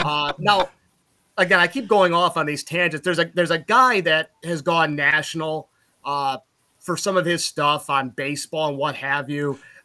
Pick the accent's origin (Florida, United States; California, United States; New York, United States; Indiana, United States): New York, United States; Utica; moved away as an adult; also born or lived in New Hartford, New York; now in Eau Claire, Wisconsin, United States; I'm very prideful of Utica, very prideful of my hometown